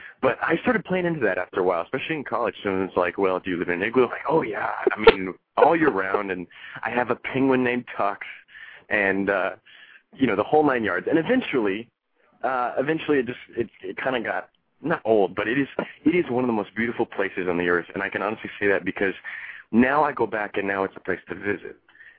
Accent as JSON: {"language": "English", "town": "Fairbanks", "region": "Alaska", "country": "United States", "tie": "born or raised there", "also_born_or_lived": "Cleveland area, Ohio", "moved": "as an adult", "lives_now": "New York City, United States", "said": "was born and raised in Fairbanks, Alaska. Spent 18 years of my life up there"}